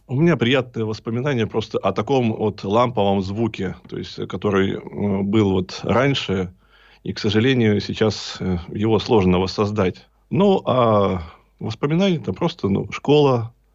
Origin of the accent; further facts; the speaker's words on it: Berezniki, Perm Krai, Russia; now in Perm, Russia; Родом я из города Березники. Это северный Перми, Пермский край.